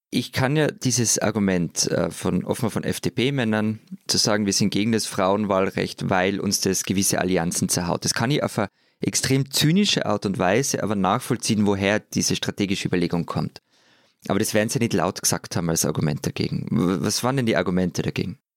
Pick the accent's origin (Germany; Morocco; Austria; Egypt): Austria